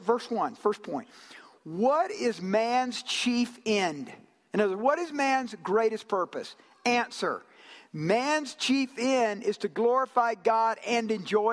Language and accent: English; Georgia, United States; also born or lived in Japan; I'm from Georgia